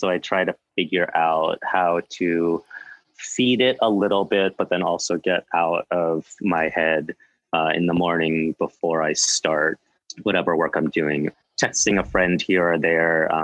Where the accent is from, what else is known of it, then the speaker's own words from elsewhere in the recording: Livingston, New Jersey, United States; moved away; also born or lived in Pittsburgh; I was born and raised in New Jersey